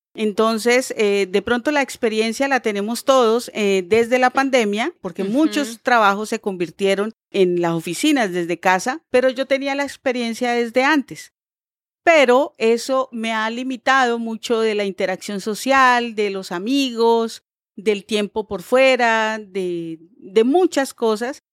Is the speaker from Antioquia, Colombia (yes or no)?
no; Bucaramanga, Santander, Colombia; moved away as an adult; also born or lived in Barranquilla; now in Bogotá, Colombia; yo realmente nací en Bucaramanga. Eh, viví en Bucaramanga tal vez como por 26 años, los primeros 26 años de mi vida.